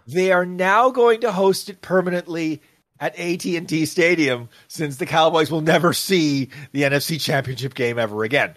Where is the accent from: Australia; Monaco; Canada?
Canada; I say this as a Canadian